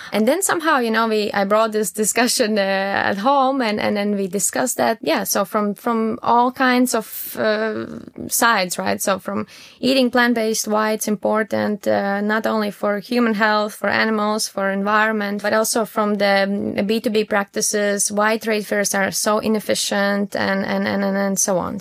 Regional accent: Latvia; moved away as an adult; also born or lived in Riga, Latvia; now in Düsseldorf, Germany; I'm originally from Latvia and I moved to Dusseldorf uh, around three, four years ago

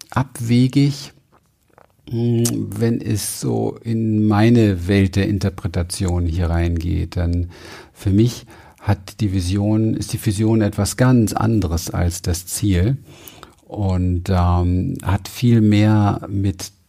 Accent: Berlin, Germany; Ich bin in Berlin aufgewachsen. Berlin Wedding im ähm, Hinterhof.

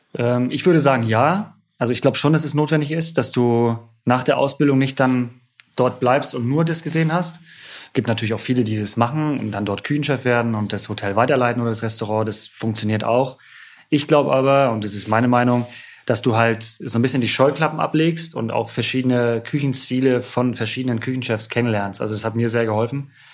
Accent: Rostock, Mecklenburg-Vorpommern, Germany; ich komme gebürtig aus Rostock. Äh, immer als, als kleiner Junge lag das Schiff immer in dem Hafen, ja.

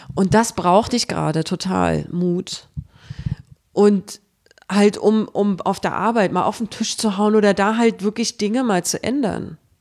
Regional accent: Berlin, Germany; moved away as an adult; also born or lived in Stuttgart; Im Krankenhaus Berlin-Friedrichshain geboren. Und ich habe immer in Friedrichshain gelebt

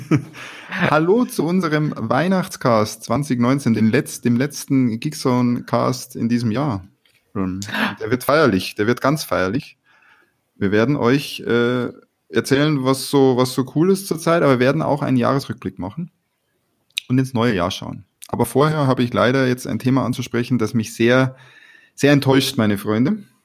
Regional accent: Bavaria, Germany; wie man bei uns in Bayern sagt.

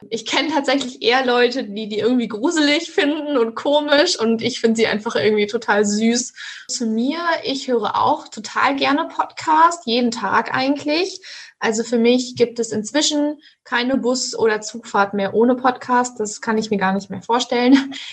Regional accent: Münster, North Rhine-Westphalia, Germany; Ich komme tatsächlich aus Münster und finde es einfach so toll hier, dass ich direkt mal geblieben bin

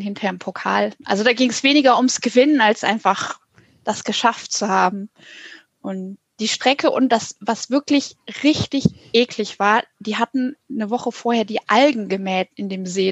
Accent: Hanover, Lower Saxony, Germany; moved away; Ich bin mal in Hannover, wo ich aufgewachsen bin

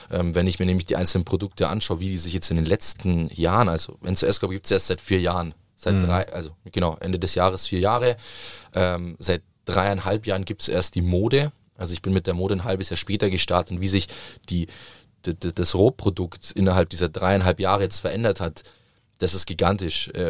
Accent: Southern Italy, Italy; ich komme aus Süditalien

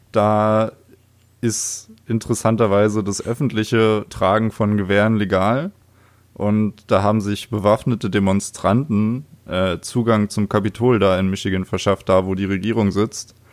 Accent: Oranienburg, Brandenburg, Germany; ich wurde im schönen Jahr 1995 im Februar in Oranienburg geboren. Geil. Das ist eine kleinere Stadt nördlich von Berlin. Mhm. Und ja, da bin ich aufgewachsen.

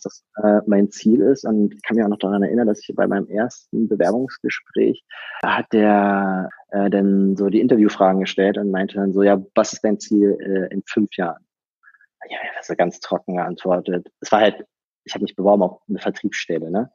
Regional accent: Berlin, Germany; accent: Berliner Slang; bin geboren und aufgewachsen in Berlin

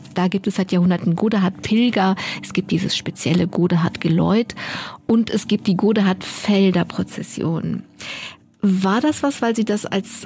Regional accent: Düren, North Rhine-Westphalia, Germany; Ich bin in Düren groß geworden

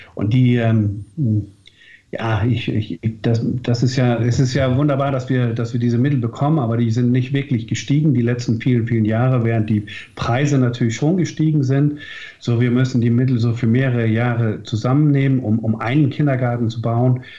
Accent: North Schleswig, Southern Denmark, Denmark; unsere Identität als Deutsche Nordschleswiger

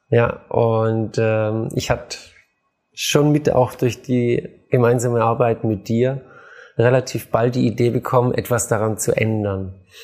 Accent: Baden-Württemberg, Germany; aber ich komme aus Schwaben, Nudeln, Spätzle und Fleisch gab's immer.

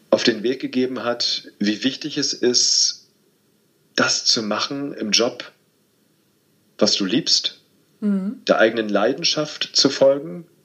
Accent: Berlin, Germany; ich bin ähm, in Berlin aufgewachsen, in Spandau, im Westteil von Berlin. Äh, wir haben 500 Meter von der Mauer gewohnt ähm, meine Familie war geteilt.

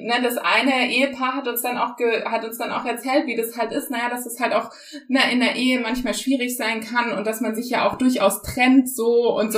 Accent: Germany; first language German; ich bin Deutsche auf jeden Fall, aber meine Eltern zum Beispiel, die kommen, äh, also die haben einen Migrationshintergrund ähm, und trotzdem bin ich sehr deutsch aufgewachsen

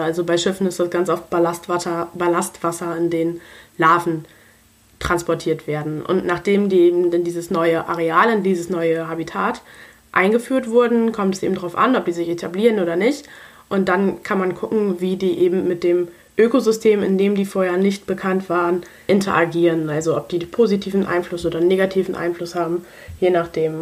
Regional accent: Germany; Bei uns in Deutschland

